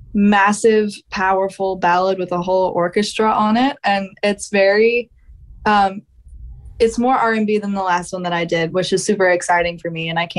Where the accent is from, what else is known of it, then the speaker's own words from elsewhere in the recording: Georgia, United States; but yes, I'm another one from Georgia.